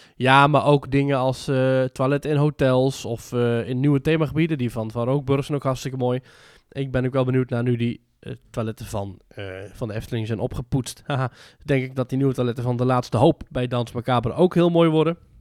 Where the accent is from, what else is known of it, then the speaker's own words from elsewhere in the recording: Netherlands; als Nederlander